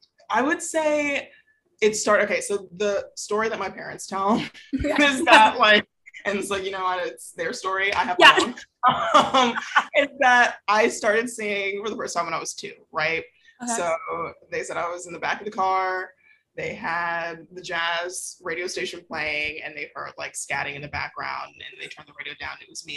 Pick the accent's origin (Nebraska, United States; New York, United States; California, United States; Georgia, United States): Georgia, United States; Atlanta; I grew up in Atlanta. Born and raised.